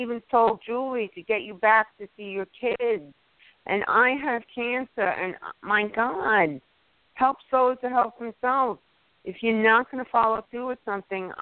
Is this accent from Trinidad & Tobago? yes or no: no; Long Island, New York, United States; now in upstate New York, United States; I'm originally from Long Island